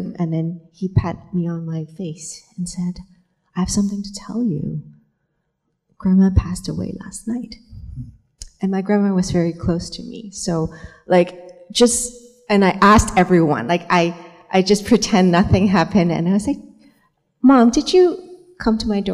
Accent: Hong Kong; moved away; I came from Hong Kong

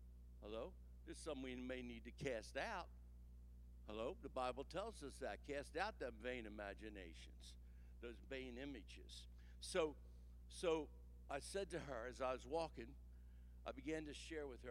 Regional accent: New Jersey, United States; I come from New Jersey

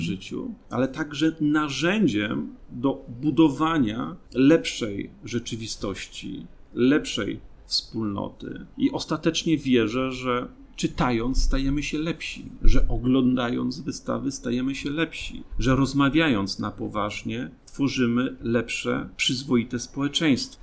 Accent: Gosławice, Łódź Voivodeship, Poland; moved away; also born or lived in Kutno; mieszkam w takiej małej miejscowości, która się nazywa Gosławice, gdzie były naprawdę 12 zagród i to była, że tak powiem, przestrzeń, w której, której dorastałem

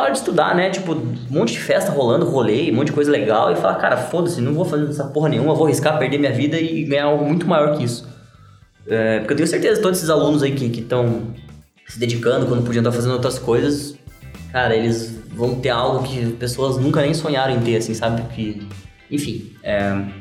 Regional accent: Brazil; eu sou do Brasil

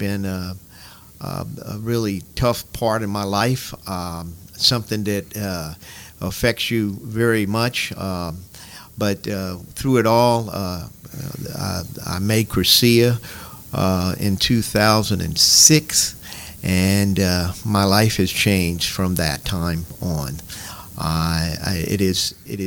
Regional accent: Baton Rouge, Louisiana, United States; moved away as an adult; now in Lafayette, United States; I was born and raised in Baton Rouge

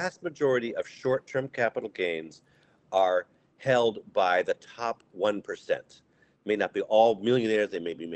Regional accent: Amherst, Massachusetts, United States; I grew up in Amherst, Massachusetts, public schools

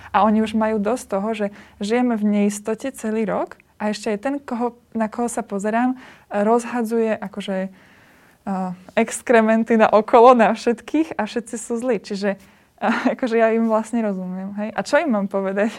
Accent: Liptov, Žilina Region, Slovakia; my sme z Liptova

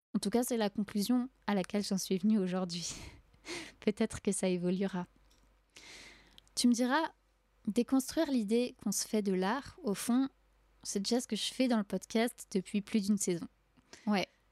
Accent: France; je suis née et j'ai grandi en France

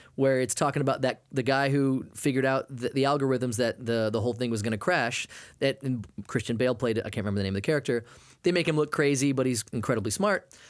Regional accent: Maine, United States; I grew up in Maine

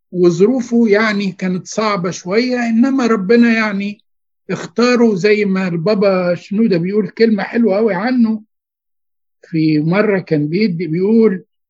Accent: Giza Governorate, Egypt; انا اتربيت في الجيزه على فكره من سنه 60

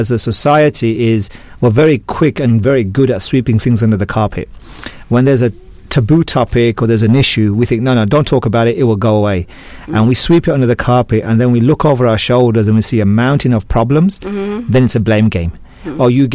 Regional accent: Birmingham, West Midlands, United Kingdom; moved away as an adult; also born or lived in London; now in Malaysia; I'm actually a Brummie boy myself. Mm. I was born and bred in Birmingham

